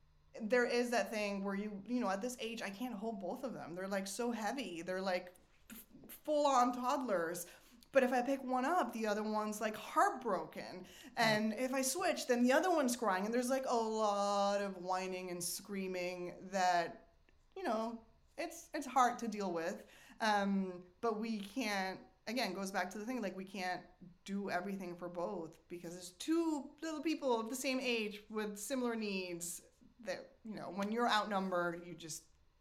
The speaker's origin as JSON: {"language": "English", "country": "Argentina", "said": "I'm from Argentina, and we moved around a lot because of my dad's job. I lived in, like, 3 or 4 different countries"}